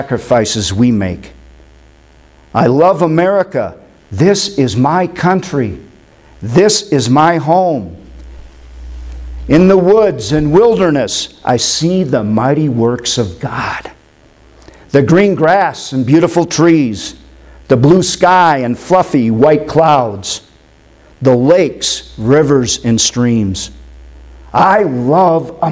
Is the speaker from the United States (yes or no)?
yes; Windom, Minnesota, United States; moved away; my hometown of Windom, Minnesota